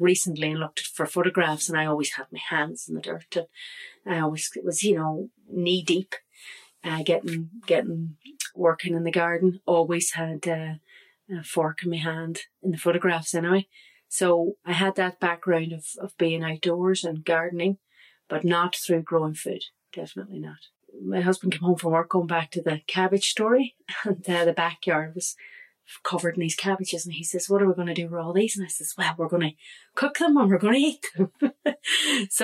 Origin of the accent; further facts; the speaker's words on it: Derry, Northern Ireland, United Kingdom; moved away as an adult; now in Gortahork, Ireland; I'm originally from Derry